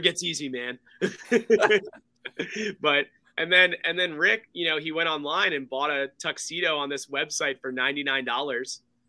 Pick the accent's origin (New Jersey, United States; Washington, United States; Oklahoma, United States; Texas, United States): New Jersey, United States; moved away; We're from Central Jersey.